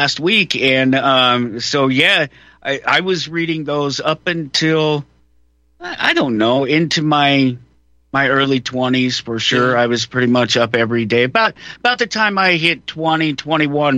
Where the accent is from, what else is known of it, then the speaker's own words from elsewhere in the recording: Denver, Colorado, United States; I was born in Denver, Colorado